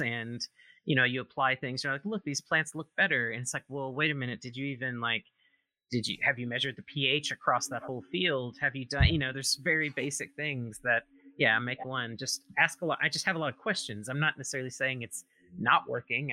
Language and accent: English; Mississippi, United States; now in Oregon, United States; I am originally from Mississippi, but I've been out in Oregon for quite a while now.